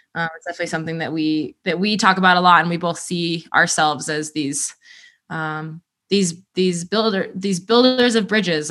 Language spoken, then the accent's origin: English; Colorado Front Range, United States; I grew up on the Front Range